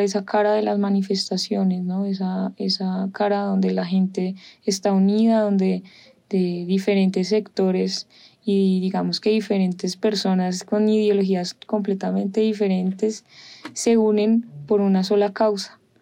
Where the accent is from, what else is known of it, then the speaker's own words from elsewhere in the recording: Bogotá, Colombia; yo nací en Bogotá, crecí en un ambiente muy bonito